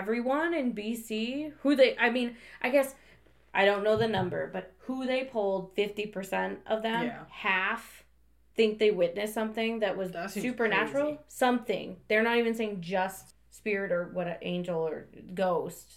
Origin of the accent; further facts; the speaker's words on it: United States; now in Canada; I'm from the States